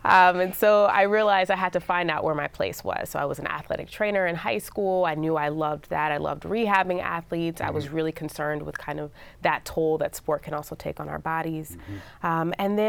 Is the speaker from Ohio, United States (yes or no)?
no; Dallas, Texas, United States; I'm from Dallas, Dallas Cowboys, footballs from all these legendary players.